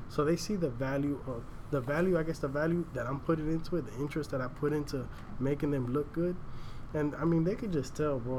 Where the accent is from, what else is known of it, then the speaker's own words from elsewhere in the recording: Miami, Florida, United States; moved away as an adult; now in Tampa, United States; I'm originally from Miami. Now I'm up here in Tampa